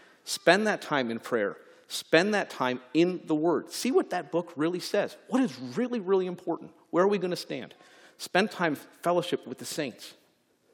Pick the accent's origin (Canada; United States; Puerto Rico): Canada; moved away; my home country